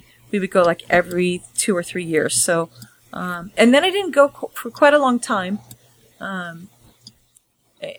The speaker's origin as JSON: {"language": "English", "town": "San Francisco", "region": "California", "country": "United States", "said": "we came down from San Francisco"}